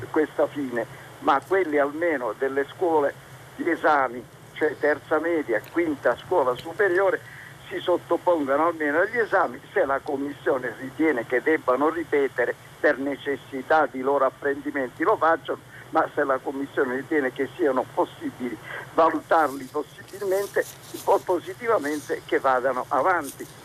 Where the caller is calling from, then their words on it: Rome, Lazio, Italy; siamo da Roma sono uno dei dirigenti nazionali della Federazione Italiana per il superamento dell'handicap.